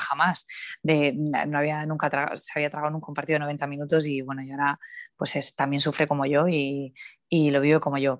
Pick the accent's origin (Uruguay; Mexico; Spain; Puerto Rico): Spain; Cartagena, Region of Murcia; es verdad que yo nací allí, soy cartagenera